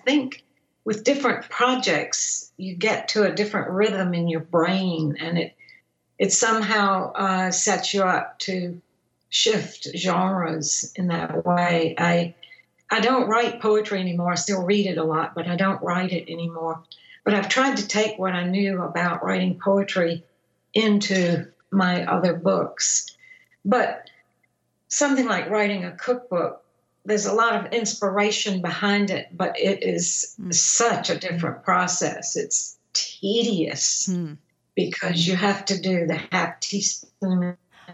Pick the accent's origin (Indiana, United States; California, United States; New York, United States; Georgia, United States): Georgia, United States; moved away as an adult; also born or lived in North Carolina / Cortona, Italy; growing up in Georgia.